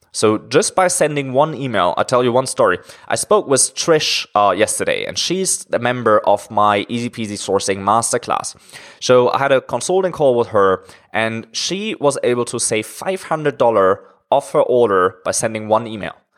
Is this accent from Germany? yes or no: yes; Germany; moved away as an adult; now in China; I'm originally from Germany, but I'm living in China now for around five years